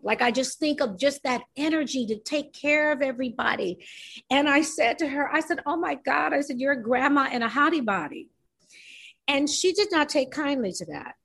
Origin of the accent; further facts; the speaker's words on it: New York, United States; I'm New York